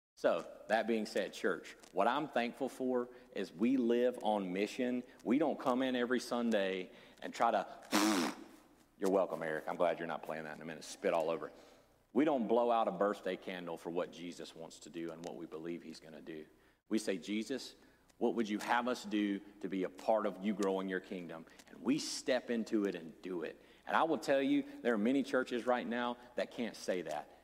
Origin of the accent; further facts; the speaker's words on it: the Bible Belt, United States; Many of us growing up in the Bible Belt